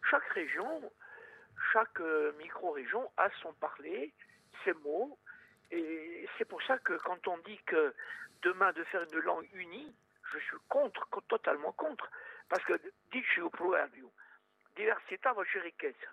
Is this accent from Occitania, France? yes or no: no; Sartène, Corsica, France; je suis de Sartène, moi